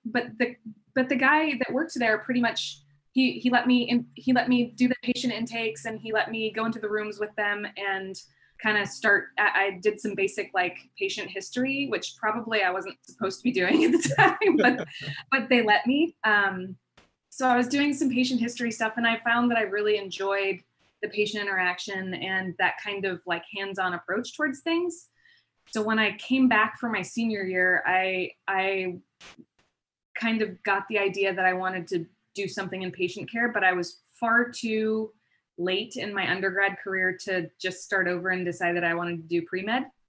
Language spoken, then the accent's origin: English; Palm Springs, California, United States; also born or lived in Bay Area / Denver; now in San Diego, United States; I grew up in Palm Springs and then I, um, so I pretty much stayed there for a majority of my, my upbringing